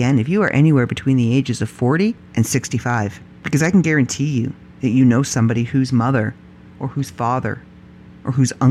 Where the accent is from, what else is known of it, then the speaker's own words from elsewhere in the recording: Canada; I am proud Canadian. I am proud to be Canadian. I am proud of the country I live